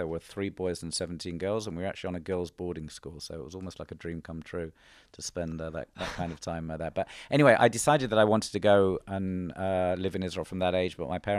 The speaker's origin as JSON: {"language": "English", "region": "England", "country": "United Kingdom", "tie": "born or raised there", "said": "So, for example, growing up in England, after school, I went straight to university."}